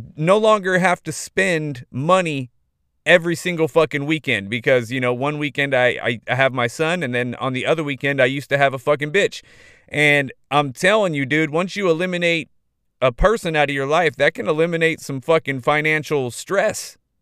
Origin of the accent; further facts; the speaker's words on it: Modesto, California, United States; my hometown, dude. Modesto, California